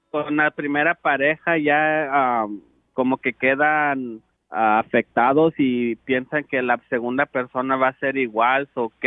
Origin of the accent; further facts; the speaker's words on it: Michoacán, Mexico; Yo soy michoacán hasta el tope.